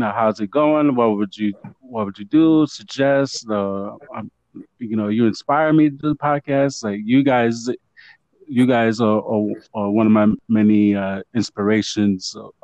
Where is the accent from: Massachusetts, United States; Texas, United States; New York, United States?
New York, United States; New York City; Puerto Rican from the Bronx